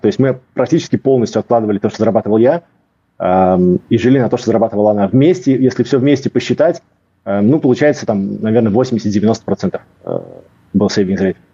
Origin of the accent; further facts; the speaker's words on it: Riga, Latvia; moved away as an adult; also born or lived in Cyprus / England / Norway / Russia; Я из э, Риги, из Латвии. Эм, я родился, вырос в Латвии.